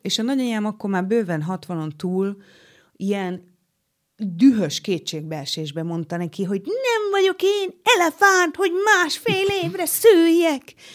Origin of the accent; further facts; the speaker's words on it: Nyíregyháza, Szabolcs-Szatmár-Bereg, Hungary; accent: Szabolcs; moved away as an adult; also born or lived in Oros; now in Budapest, Hungary; én keleti voltam a saját szülővárosomban, keleti voltam, mert hogy a szülővárosom mellett, Nyíregyházam mellett egy faluban, ö, éltünk oroson